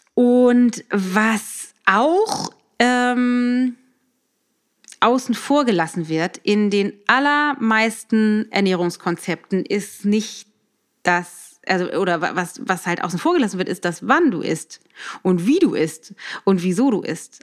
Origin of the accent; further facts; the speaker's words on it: Germany; bei uns in Deutschland